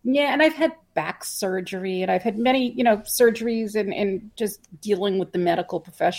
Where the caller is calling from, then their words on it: West Hartford, Connecticut, United States; I'm coming from West Hartford, Connecticut, right outside of Hartford.